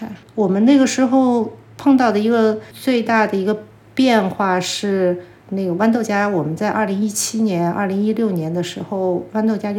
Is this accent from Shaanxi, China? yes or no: yes; Xi'an, Shaanxi, China; now in Beijing, China; 因为我是西安人，我父母还在西安。